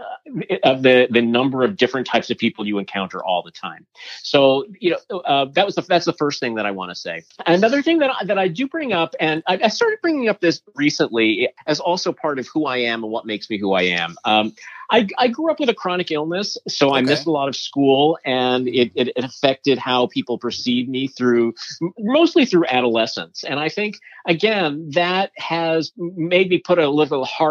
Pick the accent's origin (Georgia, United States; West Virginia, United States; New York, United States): New York, United States; New York City; I grew up in Manhattan and I still live there.